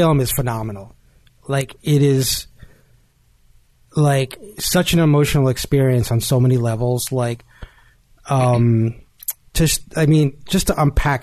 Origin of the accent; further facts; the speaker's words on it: Jersey City, New Jersey, United States; I grew up in Jersey City